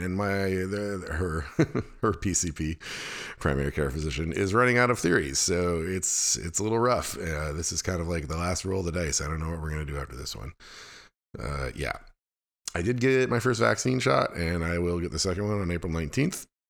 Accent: Fairbanks, Alaska, United States; now in Chatham, United States; my hometown of Fairbanks, Alaska

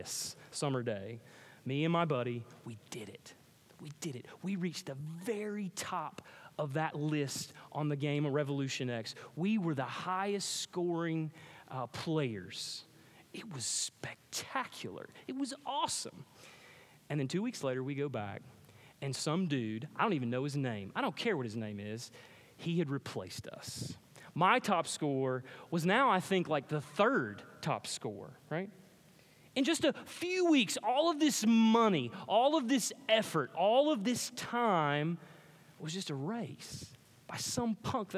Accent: Pickens, South Carolina, United States; I grew up in Pickens, South Carolina

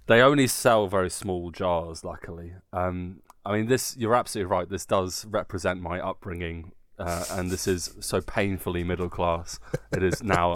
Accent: Guildford, South East England, United Kingdom; moved away as an adult; now in Nuremberg, Germany; in my hometown Guildford

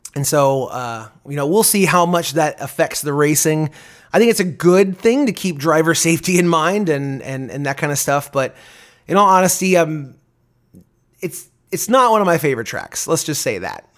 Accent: United States; I'm an American

